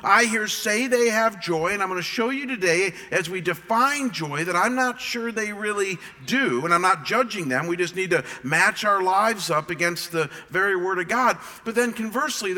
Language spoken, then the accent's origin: English; Cleveland, Ohio, United States; also born or lived in Michigan; now in Arizona, United States; I am from Cleveland, as you guys know, and from Michigan